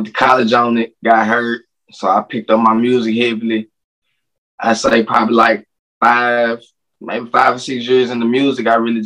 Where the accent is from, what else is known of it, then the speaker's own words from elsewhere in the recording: Minnehaha, Mississippi, United States; I'm from Minnehaha. Like, that's the country that's more down south.